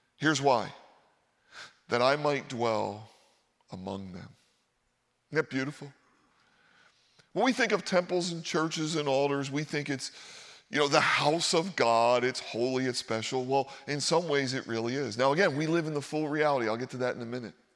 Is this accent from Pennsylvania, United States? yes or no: yes; Philadelphia, Pennsylvania, United States; moved away; I grew up in Philadelphia